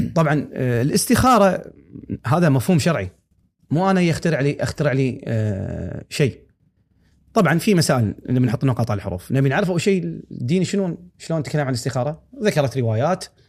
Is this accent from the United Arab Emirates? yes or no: no; Kuwait; هني عندنا